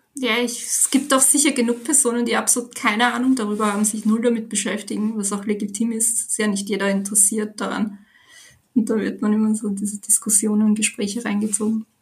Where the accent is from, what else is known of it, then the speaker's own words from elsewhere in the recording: Vienna, Austria; ich bin 26 Jahre alt, wohne in Wien, bin auch hier aufgewachsen